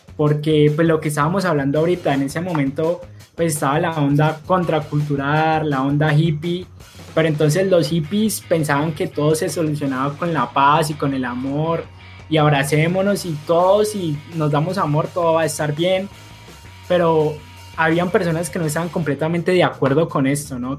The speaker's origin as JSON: {"language": "Spanish", "town": "Cali", "region": "Valle del Cauca", "country": "Colombia", "said": "nosotros dos somos caleños, precisamente por eso estábamos diciendo que era raro que dos caleños llegaran a esa música"}